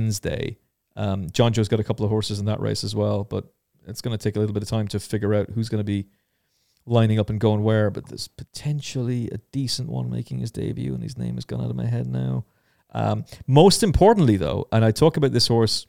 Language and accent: English; Ireland; I'm Irish